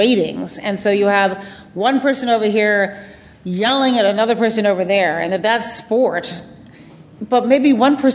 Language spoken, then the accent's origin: English; United States; when I grew up in the United States